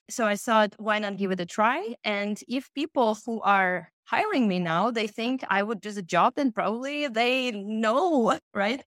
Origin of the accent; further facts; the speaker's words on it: Ukraine; moved away as an adult; also born or lived in Russia / Kyiv, Ukraine; now in Germany; born in Russia most of my childhood and adolescent years I spent in Ukraine, and I started my education there